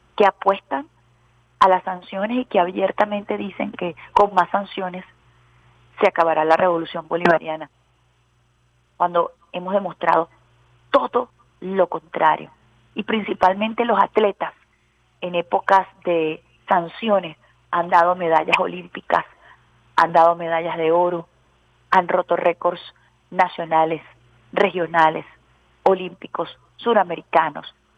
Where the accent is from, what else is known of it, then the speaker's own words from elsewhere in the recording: Venezuela; uno como venezolano defiende su gentilicio